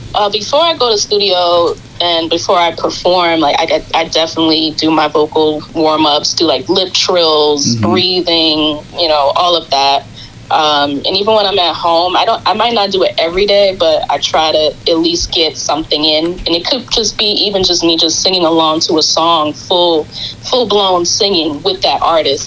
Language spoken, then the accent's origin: English; New York City, New York, United States; I'm from Queens, New York, uh, representing Queens